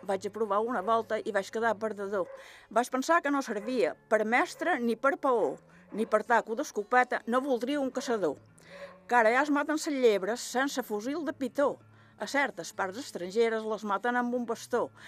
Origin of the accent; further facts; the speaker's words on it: Sant Jordi de ses Salines, Balearic Islands, Spain; Vaig néixer a Sant Jordi